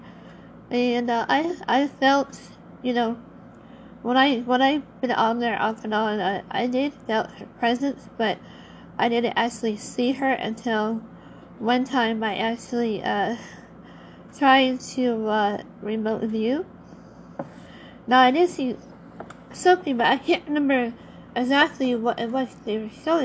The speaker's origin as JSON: {"language": "English", "town": "Los Angeles", "region": "California", "country": "United States", "tie": "born or raised there", "said": "I happened to not only live by it, but I was also born near it in Long Beach and in Harbor City, California, is actually where I was born."}